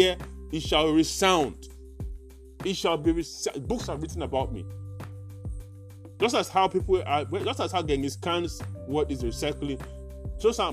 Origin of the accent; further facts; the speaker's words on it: Nigeria; I'm a Nigerian